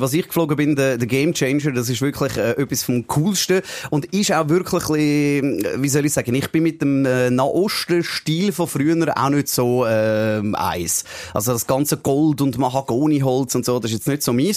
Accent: Switzerland; Wir sind als Schweizer

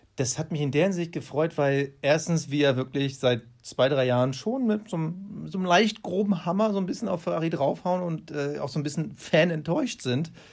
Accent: Germany; als Deutsche

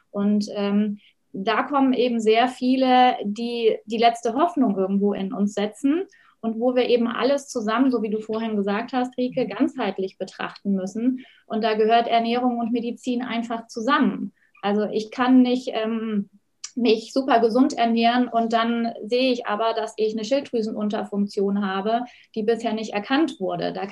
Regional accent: Oberstdorf, Bavaria, Germany; Ja, also ich komme ja aus den Bergen, aus dem schönen Allgäu, aus Oberstdorf. Und da bleibt es natürlich nicht aus, dass man Ski fährt.

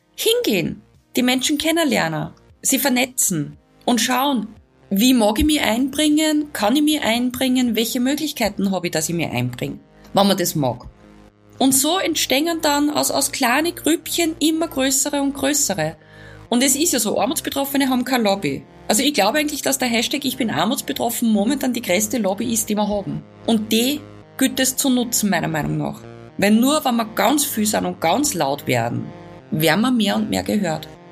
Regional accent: Upper Austria, Austria; bei uns in Oberösterreich

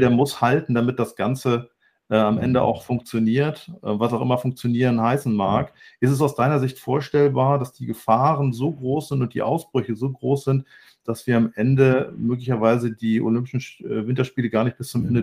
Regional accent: Hamburg, Germany; ich selber bin ja auch Hamburger

